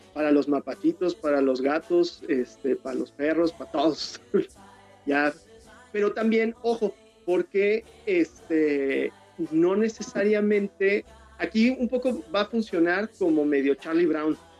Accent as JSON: {"language": "Spanish", "country": "Mexico", "said": "el, letrista, el colorista y yo, que soy el ilustrador, somos mexicanos"}